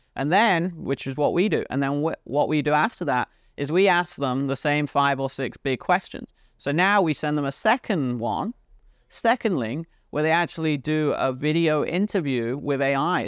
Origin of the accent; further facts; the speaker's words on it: United Kingdom; accent: British; my British accent